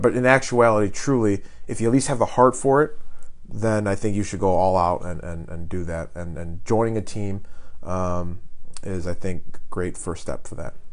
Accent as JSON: {"language": "English", "region": "Illinois", "country": "United States", "moved": "yes", "said": "I'm I'm from Illinois originally."}